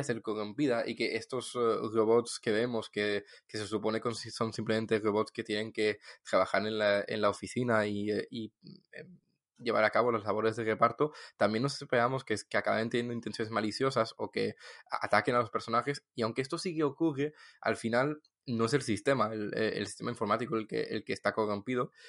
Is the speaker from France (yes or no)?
yes; Toulouse, Occitania, France; de Toulouse